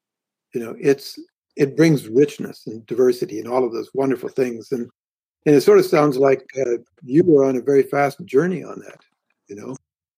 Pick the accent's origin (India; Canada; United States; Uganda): India; So I grew up in India